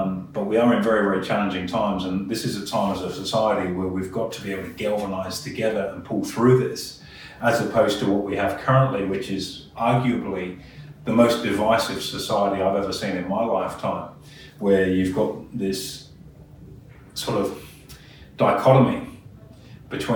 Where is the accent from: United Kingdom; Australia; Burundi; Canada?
Australia